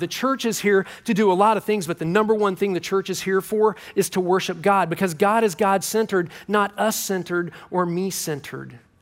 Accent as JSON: {"language": "English", "town": "Kansas City", "country": "United States", "said": "I'm from Kansas City"}